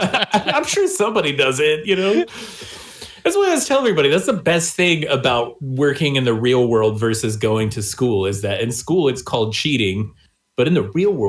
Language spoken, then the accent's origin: English; Missouri, United States; I'm from Missouri.